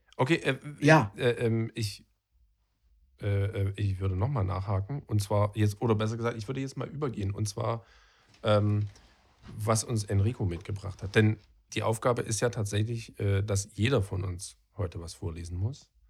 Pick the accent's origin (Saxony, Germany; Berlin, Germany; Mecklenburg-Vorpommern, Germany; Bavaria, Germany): Saxony, Germany; Freital; also born or lived in Dresden; ich bin zwar in Dresden geboren, aber in Freital aufgewachsen